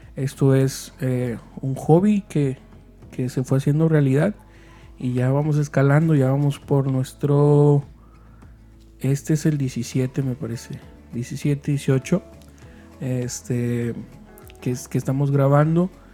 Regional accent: Mexico; los que somos de México

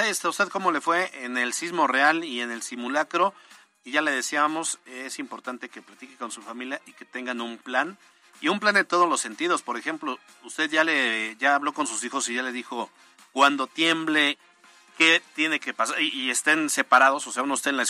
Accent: Italy; born there; Los que nacimos en Italia no nos cuesta

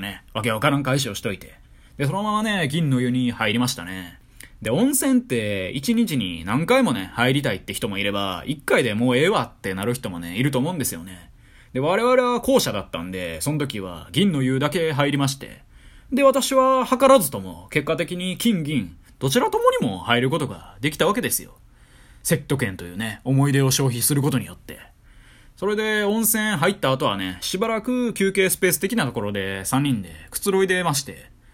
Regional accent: Kyoto, Japan; moved away; 私、地元が京都でして

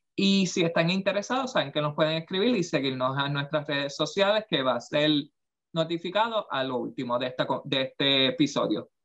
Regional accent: Aibonito, Puerto Rico; moved away; yo creciendo en Hay Bonito

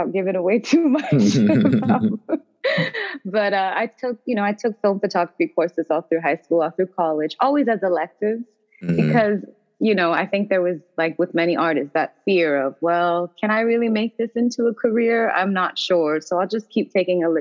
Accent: Toronto, Ontario, Canada; moved away as an adult; now in Washington, D.C., United States; I'm actually originally from Toronto, Ontario, Canada, and I've been in D.C. for the last 2 years now

